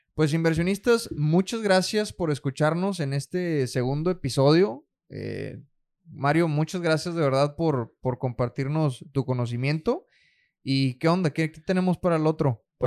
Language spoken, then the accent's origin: Spanish; Nueva Rosita, Coahuila, Mexico; moved away; allá en mi, en mi rancho, hombre, de donde yo soy. Eh, yo soy de Nueva Rosita, Coahuila